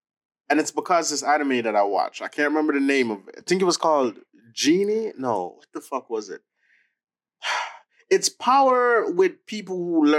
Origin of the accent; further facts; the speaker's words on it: Jamaica; But I'm always Jamaican, no matter what. I'm always Jamaican.